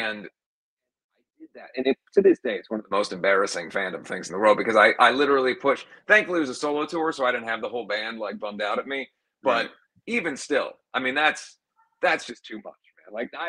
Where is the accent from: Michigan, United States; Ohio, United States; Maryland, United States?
Ohio, United States; Cincinnati; over the years to come back home and see the audience grow and people that didn't even realize that I was from Cincinnati or whatever else.